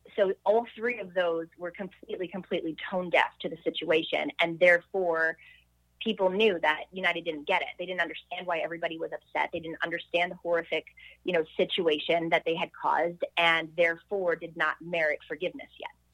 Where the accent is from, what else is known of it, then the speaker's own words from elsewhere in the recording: Montreal, Quebec, Canada; I grew up in Montreal